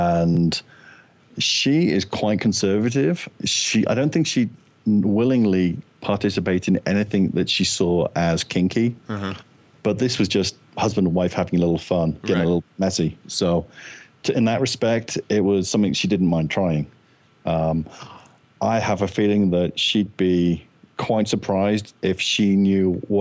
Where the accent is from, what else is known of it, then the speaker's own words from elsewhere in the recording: Liverpool, North West England, United Kingdom; also born or lived in south of London; I'm from south of London, but then my parents moved up to the Liverpool area when I was a kid. I was about five, and I grew up there, did most of my education in the Liverpool area